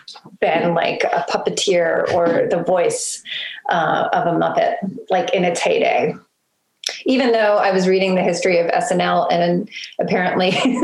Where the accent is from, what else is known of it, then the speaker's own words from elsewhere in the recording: Baltimore, Maryland, United States; also born or lived in New York; I wanted what I knew to be like home, and that was Baltimore.